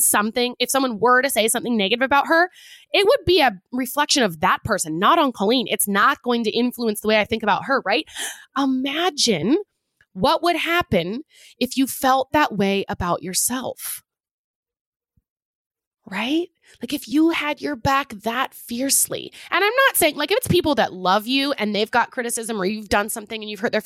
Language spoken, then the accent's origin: English; Pacific Northwest, United States; I'm from the Pacific Northwest